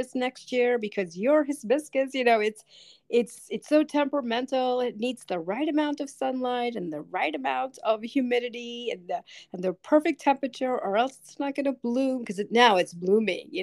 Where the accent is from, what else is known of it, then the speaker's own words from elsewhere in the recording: New York City, New York, United States; moved away; I grew up in New York City, so I grew up with concrete